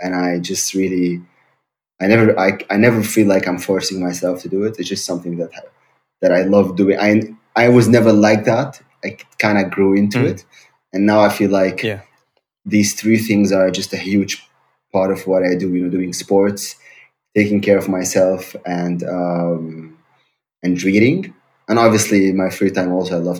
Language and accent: English; Syria; English is a second language; moved away as an adult; also born or lived in Germany / Heidelberg / Berlin; now in Hamburg, Germany; I'm originally from Syria. I grew up in Syria. Now I'm living in Germany since 9 years